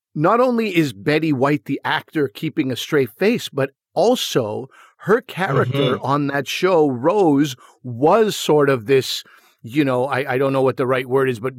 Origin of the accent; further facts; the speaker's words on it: Canada; two young brown boys growing up in Canada